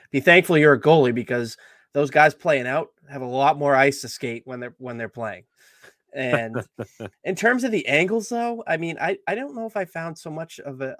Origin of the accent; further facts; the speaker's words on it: Salem, New Hampshire, United States; growing up in Salem, New Hampshire